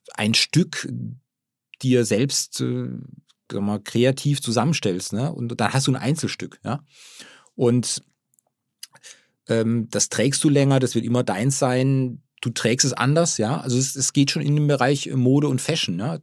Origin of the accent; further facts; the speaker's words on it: Baden-Württemberg, Germany; wir kommen ja aus der Region, aus der badischen Region